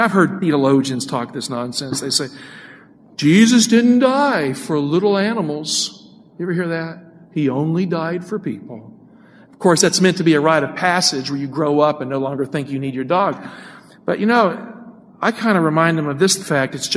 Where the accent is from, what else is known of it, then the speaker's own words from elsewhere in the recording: Appalachia, United States; moved away; I came from Appalachia